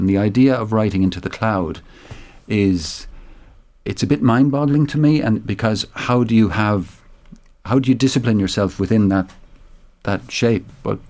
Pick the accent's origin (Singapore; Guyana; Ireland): Ireland; Munster; But then I was really torn because I'm from Tipperary and they were playing Tip the following Sunday in that semi-final